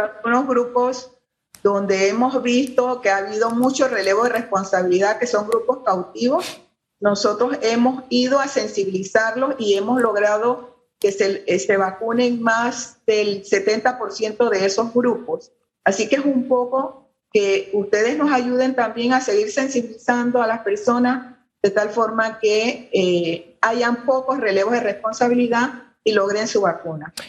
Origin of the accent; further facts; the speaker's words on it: Panama; como panameños